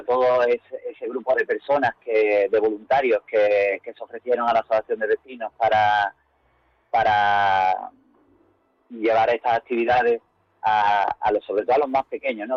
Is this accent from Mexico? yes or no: no; Algeciras, Andalusia, Spain; nosotros nos criamos en ese barrio, ¿no? Gran parte de la Junta Directiva nos criamos en San Artesanos